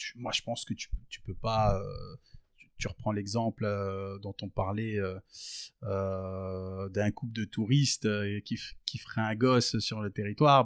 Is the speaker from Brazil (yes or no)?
no; Verdun, Grand Est, France; moved away as an adult; now in Liège, Belgium; je suis né en France, j'ai grandi en France. Et donc, euh, j'ai grandi donc euh, à Verdun, la moitié de mon enfance, l'autre moitié dans un petit village euh, juste à côté